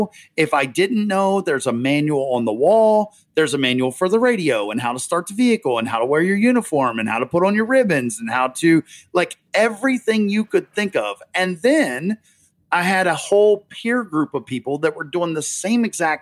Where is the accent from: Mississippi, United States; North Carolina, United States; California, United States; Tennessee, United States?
North Carolina, United States; now in Massachusetts, United States; North Carolina.